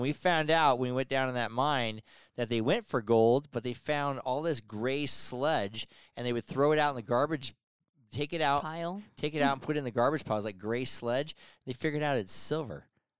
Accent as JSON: {"language": "English", "town": "Incline Village", "region": "Nevada", "country": "United States", "tie": "born or raised there"}